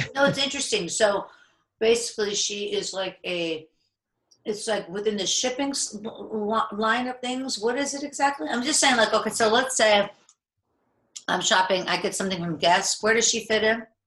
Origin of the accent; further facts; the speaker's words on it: Pittsburgh, Pennsylvania, United States; moved away as an adult; now in Los Angeles, United States; I'm from Pittsburgh, Pennsylvania